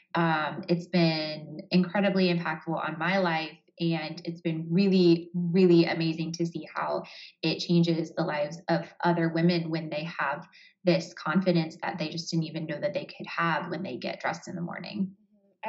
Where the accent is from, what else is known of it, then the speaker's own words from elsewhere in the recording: Columbus, Ohio, United States; I'm from Columbus, Ohio